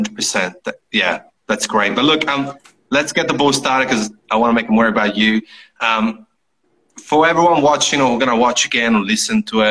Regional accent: Italy; moved away; I come from Italy.

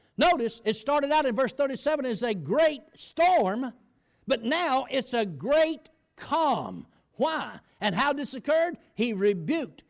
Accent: United States; I grew up on the Chattahoochee River

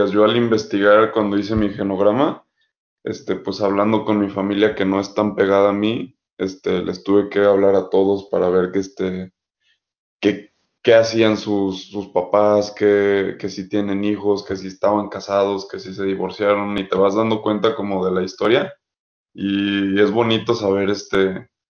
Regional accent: Guadalajara, Jalisco, Mexico; yo soy de Guadalajara, pero tengo familia en, cerca de, aquí de Guadalajara, que es en Ameca.

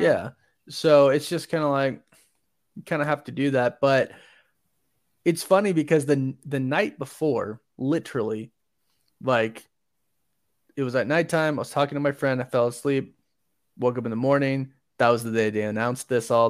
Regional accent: Orlando, Florida, United States; born or raised there; now in Utah, United States

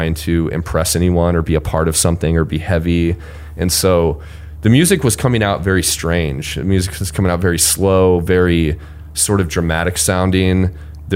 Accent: Marshalltown, Iowa, United States; moved away as an adult; also born or lived in Cedar Falls, Iowa; Marshalltown, the name of my hometown

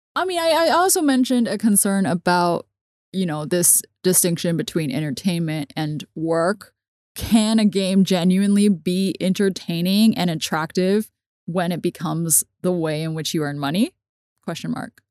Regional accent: Hong Kong; I grew up in Hong Kong watching subtitled everything

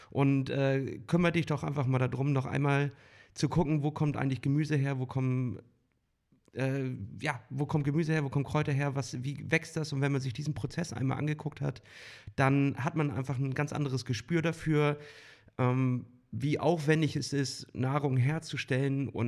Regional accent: Northern Germany, Germany; Hallihallo oder wie man bei uns im Norden sagt, moin moin.

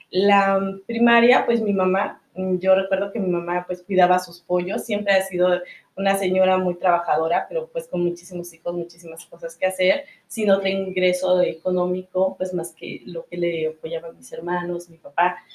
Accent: Zacatelco, Tlaxcala, Mexico; Soy originaria de Zacatelco, Tlaxcala. Eh, es un municipio muy pequeño, es un estado, es el estado más pequeño, de hecho, de la República.

